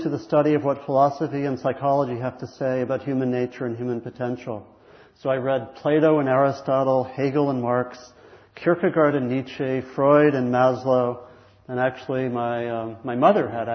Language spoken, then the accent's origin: English; Maryland, United States; I grew up in Maryland